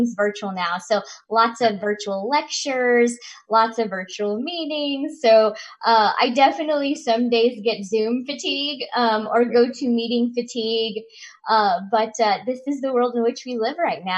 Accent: Chillicothe, Missouri, United States; moved away; I'm originally from Chillicothe, Missouri

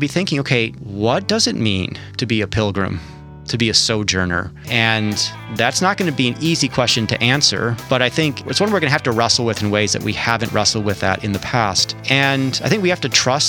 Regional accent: United States; we as American Christians, those of us who are American Christians

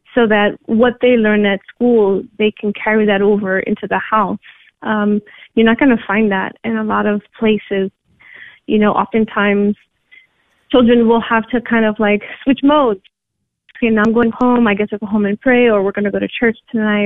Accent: New York, United States; moved away as an adult; I'm originally from New York, I was born and raised by Puerto Rican parents, and I grew up in the city

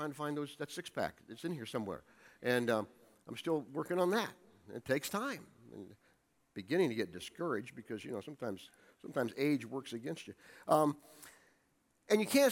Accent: Ohio, United States; moved away; where I was raised in Ohio

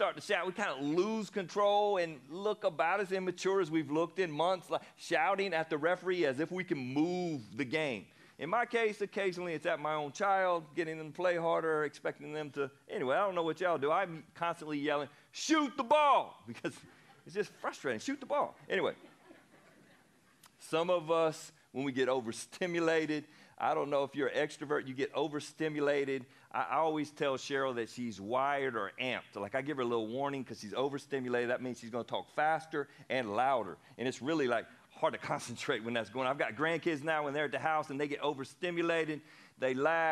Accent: the South, United States; born or raised there

